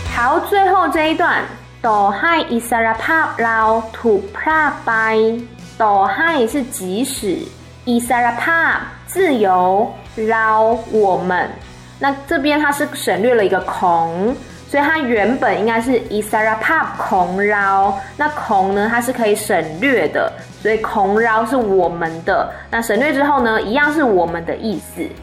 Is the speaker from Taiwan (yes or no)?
yes; Taiwan; moved away; 我身在一个民主国家，叫做台湾，它教会了我如何的自由去表达自己的想法